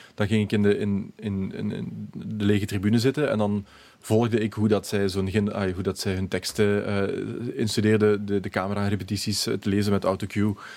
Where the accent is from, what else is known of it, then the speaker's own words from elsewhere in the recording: Limburg, Belgium; ik ben van Limburg